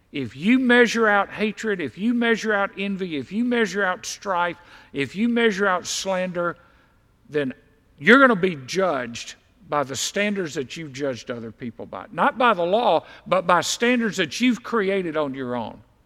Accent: Deep South, United States; I was raised in the deep south. I was raised in the Bible Belt

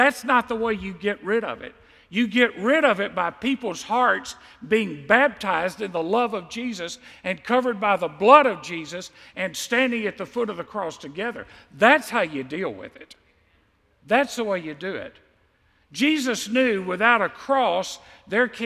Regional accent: United States; I'm an American Christian.

